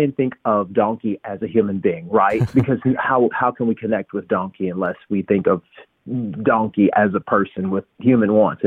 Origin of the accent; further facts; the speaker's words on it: United States; I'm American